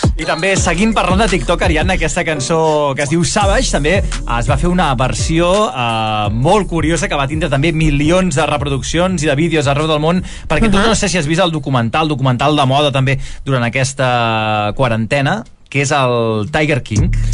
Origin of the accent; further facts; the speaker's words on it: Valls, Catalonia, Spain; Jo, que sóc de Valls